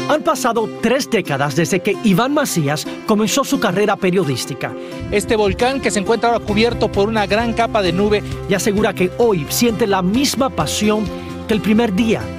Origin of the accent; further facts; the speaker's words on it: Mexico City, Mexico; ¿Dónde naciste? Ciudad de México.